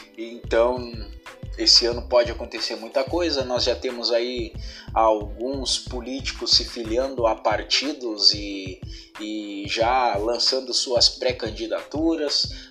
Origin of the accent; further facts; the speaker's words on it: Rio Grande do Sul, Brazil; eu sou daqui do, do Rio Grande do Sul